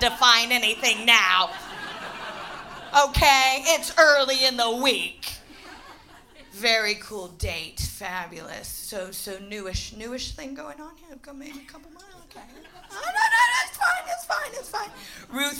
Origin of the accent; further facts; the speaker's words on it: United States; moved away as an adult; now in London, United Kingdom; I'm American, I'm the real deal, purebred and unapologetic